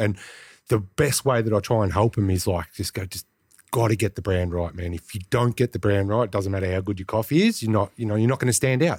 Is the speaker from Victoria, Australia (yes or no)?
yes; Greensborough, Victoria, Australia; I grew up in Greensboro as well